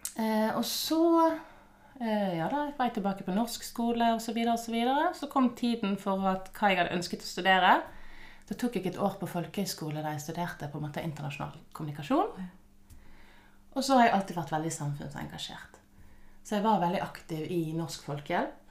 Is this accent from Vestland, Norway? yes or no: yes; Bergen, Vestland, Norway; moved away as an adult; also born or lived in Canada / Sandefjord, Norway; now in Malaysia; Så jeg vokste opp på Nordnes i Bergen